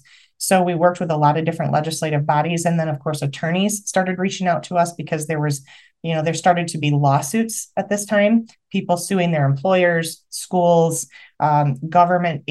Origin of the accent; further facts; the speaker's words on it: Michigan, United States; I'm from Michigan